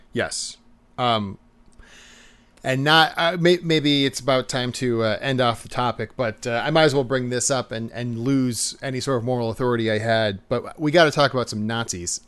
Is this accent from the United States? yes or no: yes; United States; we're American